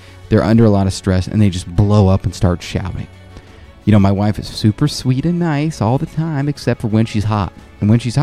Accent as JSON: {"language": "English", "country": "South Korea", "tie": "born or raised there", "moved": "yes", "said": "I grew up in Korea"}